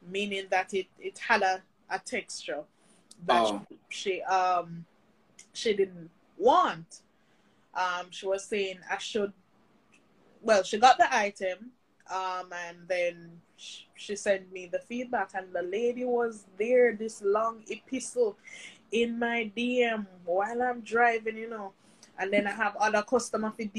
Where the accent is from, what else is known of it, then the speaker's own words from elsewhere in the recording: Mandeville, Manchester Parish, Jamaica; now in St. Catherine, Jamaica; I'm from Mandeville